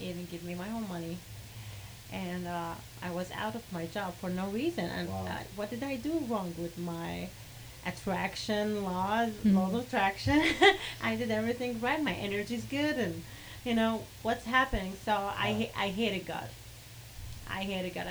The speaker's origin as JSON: {"language": "English", "country": "Kuwait", "first_language": "Arabic", "second_language": "English", "said": "I'm from Kuwait."}